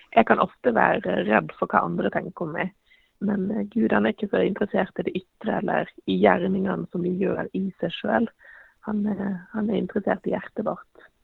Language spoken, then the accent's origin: Norwegian; Western Norway, Norway; now in Eastern Norway, Norway; Som, som vestlending så må jeg jo si at jeg savner veldig fjellene eh, her på Østlandet